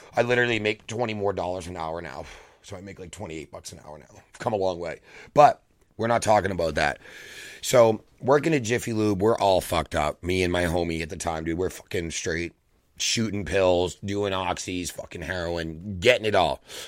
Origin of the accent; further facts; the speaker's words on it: Massachusetts, United States; I'm from Massachusetts